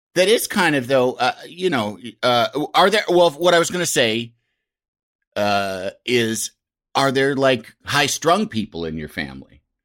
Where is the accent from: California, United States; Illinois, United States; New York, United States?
Illinois, United States; Yorkville; I'm from Yorkville, Illinois